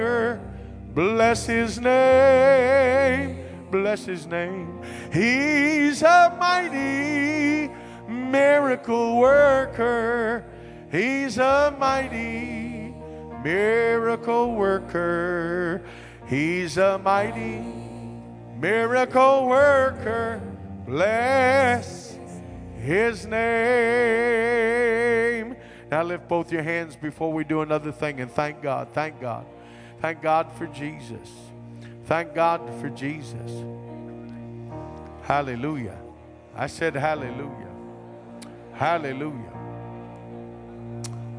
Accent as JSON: {"language": "English", "region": "West Virginia", "country": "United States", "said": "I'm from West Virginia"}